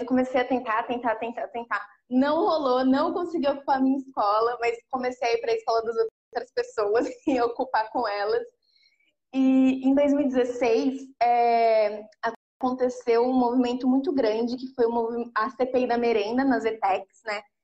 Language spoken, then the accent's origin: Portuguese; São Paulo, Brazil; eu sou da Brasilândia, do Jardim Elisa Maria